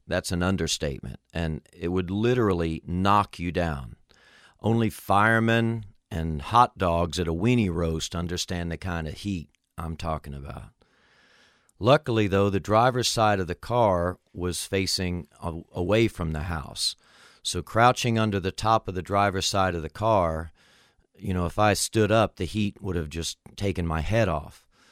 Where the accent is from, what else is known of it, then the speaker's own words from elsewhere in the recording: Miami, Florida, United States; When I was a kid growing up in Miami, Florida, we lived in a little duplex apartment.